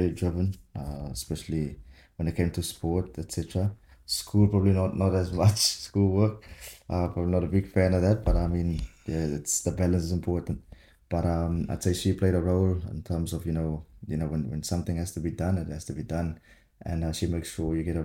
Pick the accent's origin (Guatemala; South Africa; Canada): South Africa; Swellendam, Western Cape; moved away as an adult; now in France; Was born obviously in Swellendam, but yeah, fun fact, it's actually the third eldest town in South Africa